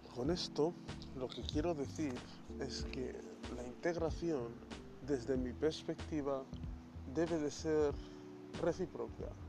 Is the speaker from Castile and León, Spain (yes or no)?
no; Bilbao, Basque Country, Spain; De Bilbao